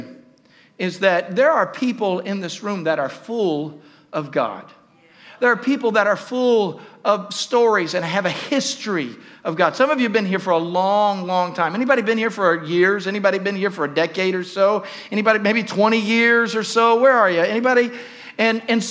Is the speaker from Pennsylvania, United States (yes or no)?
no; Southern Ohio, United States; I grew up in Southern Ohio